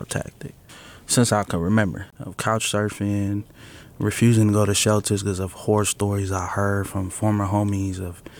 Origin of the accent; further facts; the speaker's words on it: San Francisco, California, United States; I'm also born and raised in San Francisco.